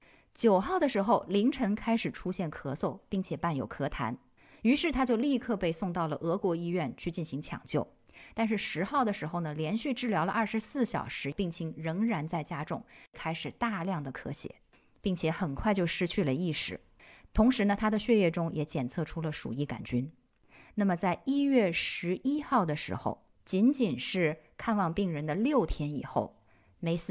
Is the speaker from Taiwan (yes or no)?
no; China; 我们中国人是有这种传统说法的。